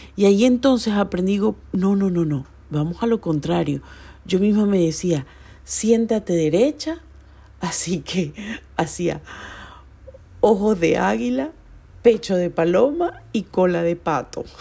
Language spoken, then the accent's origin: Spanish; Venezuela; moved away as an adult; now in Chile; Cinco años han pasado muy rápido desde que salí de Venezuela